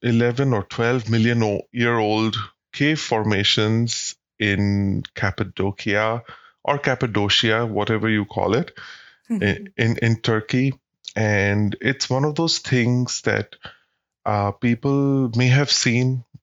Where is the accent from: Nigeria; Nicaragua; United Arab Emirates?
United Arab Emirates; Dubai; moved away as an adult; also born or lived in London / Mumbai; now in Australia; So I was brought up in Dubai in the United Arab Emirates.